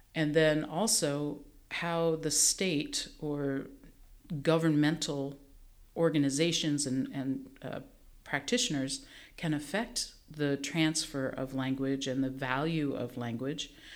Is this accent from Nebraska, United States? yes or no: yes; Nebraska, United States; growing up in Nebraska